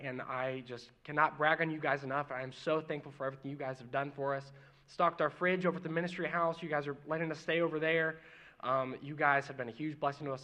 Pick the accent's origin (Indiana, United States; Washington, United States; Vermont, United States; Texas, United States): Indiana, United States; Mooresville; born or raised there; also born or lived in Martinsville, Indiana